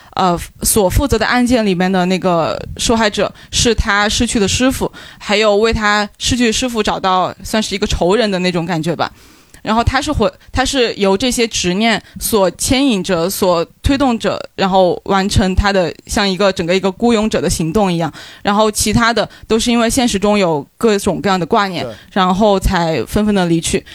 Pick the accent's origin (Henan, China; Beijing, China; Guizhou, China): Guizhou, China; 因为我也是贵州人